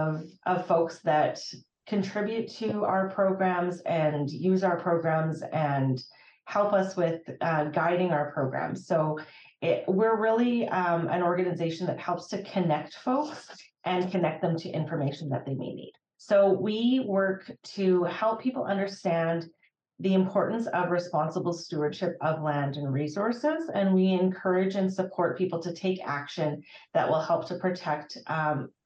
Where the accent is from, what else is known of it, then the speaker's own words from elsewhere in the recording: Fairview, Alberta, Canada; I did grow up in rural northwestern Alberta